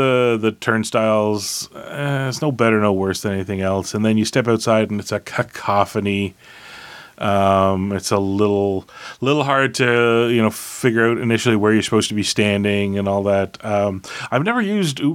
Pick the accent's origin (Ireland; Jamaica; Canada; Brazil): Canada; as a Canadian